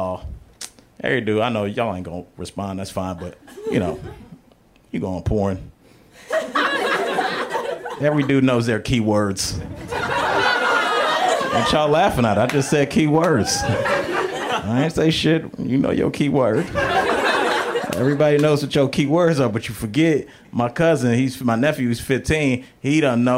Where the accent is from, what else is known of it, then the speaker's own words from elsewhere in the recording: Cleveland, Ohio, United States; moved away; I went home to my hometown of Cleveland.